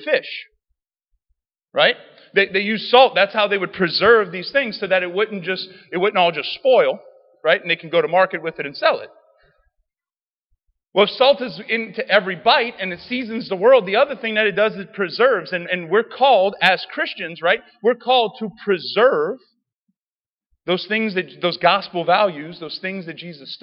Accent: Cajun, Louisiana, United States; I'm a Cajun

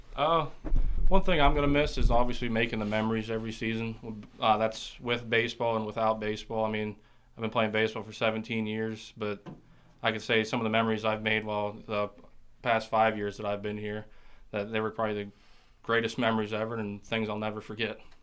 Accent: Tyrone, Pennsylvania, United States; I'm from Tyrone, Pennsylvania, in between State College and Altoona

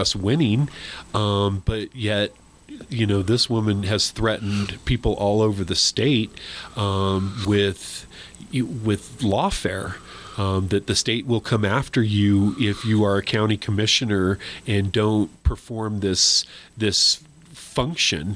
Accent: New Mexico, United States; I was born and raised in New Mexico

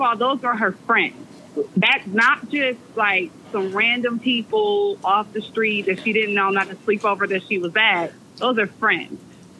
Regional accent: Milwaukee, Wisconsin, United States; moved away as an adult; now in Dallas, United States; We're from Milwaukee

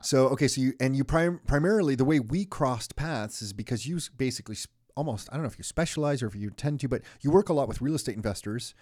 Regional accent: Canada; being born in this country and then having your own children in this country

